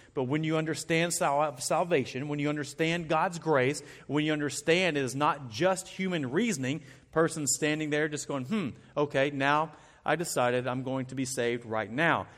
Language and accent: English; Arkansas, United States; I'm from Arkansas. We have purple trees all around our woods.